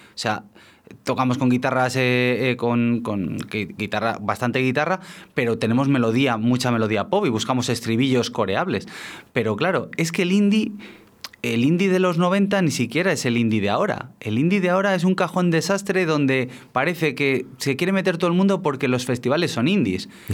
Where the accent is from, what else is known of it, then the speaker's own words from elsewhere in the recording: Aldea de San Miguel, Castile and León, Spain; mi pueblo, de Aldea San Miguel